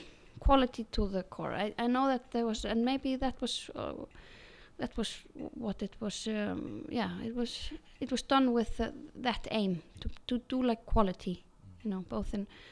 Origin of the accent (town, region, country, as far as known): Iceland; English is a second language